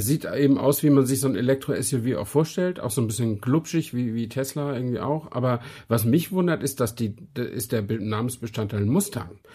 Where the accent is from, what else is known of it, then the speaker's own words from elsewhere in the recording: Brandenburg, Germany; kleiner Mensch aus Brandenburg